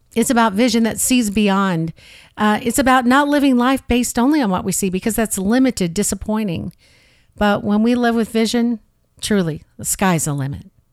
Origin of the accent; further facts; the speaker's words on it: St. Louis, Missouri, United States; moved away; originally I'm from the Midwest. I grew up in Saint Louis